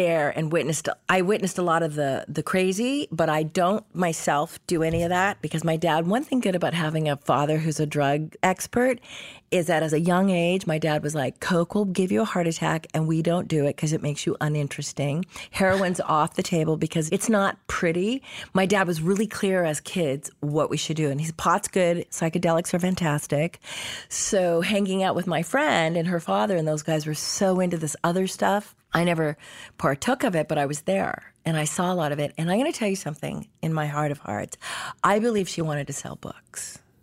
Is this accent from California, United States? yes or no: yes; Los Angeles, California, United States; also born or lived in Canada; I grew up free range in Hollywood.